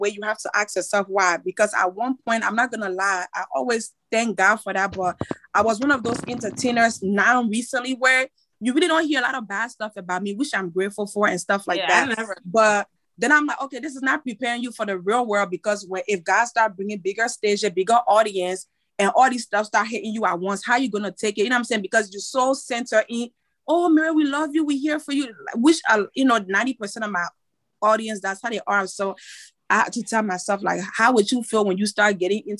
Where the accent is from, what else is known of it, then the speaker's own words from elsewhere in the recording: Côte d’Ivoire; first language French; English is a second language; moved away; also born or lived in Liberia; I was just born and raised in Ivory Coast, but my parents are Liberian